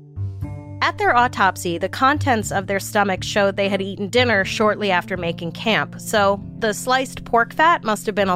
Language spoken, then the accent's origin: English; New York City, New York, United States; I grew up in New York City.